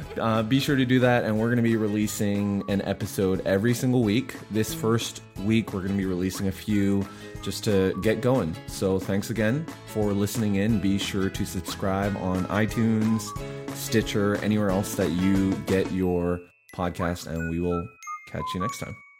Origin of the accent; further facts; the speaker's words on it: Canada; moved away as an adult; now in Nashville, United States; we were bo- both born and raised in Canada